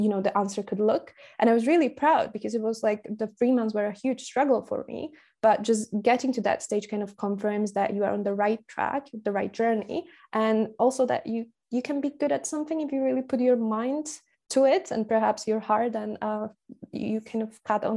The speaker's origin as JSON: {"language": "English", "country": "Slovakia", "also_born_or_lived": "Glasgow, United Kingdom", "first_language": "Slovak", "second_language": "English", "moved": "as an adult", "said": "I'm from Slovakia. My mother tongue is spoken by around 6 million people"}